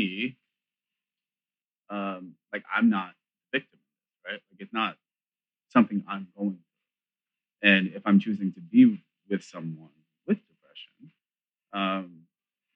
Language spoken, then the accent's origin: English; New York, United States; I'm from New York.